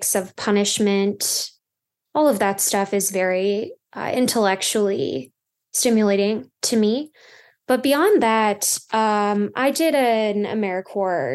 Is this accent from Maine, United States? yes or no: no; Minnesota, United States